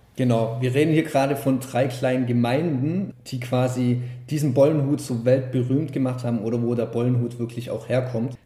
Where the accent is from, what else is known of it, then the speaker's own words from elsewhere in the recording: Schiltach, Baden-Württemberg, Germany; ich komme jetzt zum Beispiel aus Schiltach